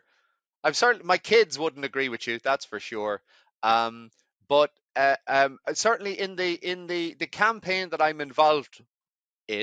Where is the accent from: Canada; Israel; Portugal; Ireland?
Ireland; moved away as an adult; also born or lived in Edinburgh, Scotland; I grew up in Ireland